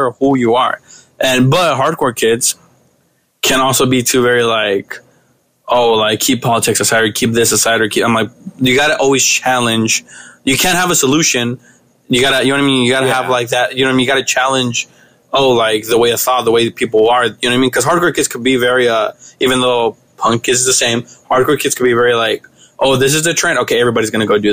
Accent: Los Angeles, California, United States; also born or lived in Mexico; I'm from South Central

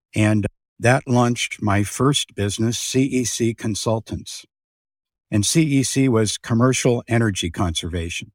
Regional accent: Youngstown, Ohio, United States; I'm from Youngstown, Ohio

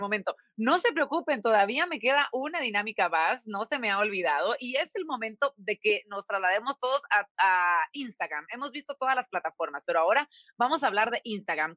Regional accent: Guatemala; los guatemaltecos

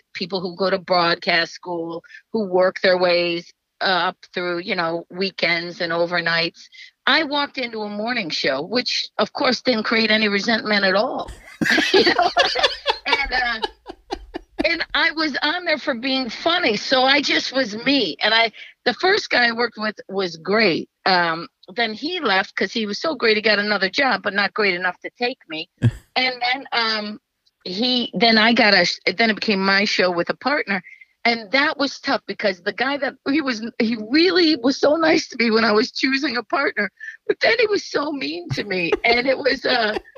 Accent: Cleveland, Ohio, United States; moved away; also born or lived in Los Angeles / New Jersey; I grew up in Little Italy in Cleveland

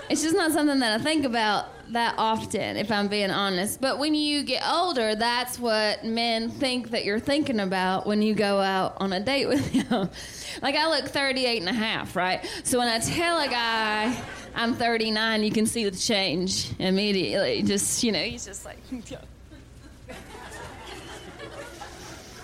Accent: the South, United States; I'm from the South

